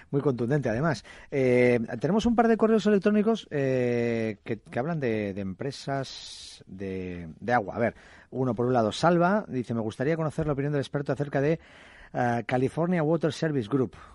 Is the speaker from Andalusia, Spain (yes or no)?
no; Valencia, Valencian Community, Spain; Hola, buenas tardes. … de Valencia.